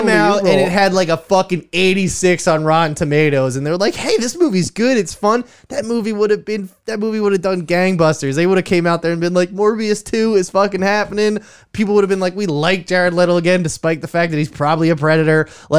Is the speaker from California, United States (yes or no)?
no; Austin, Texas, United States; I'm from Austin.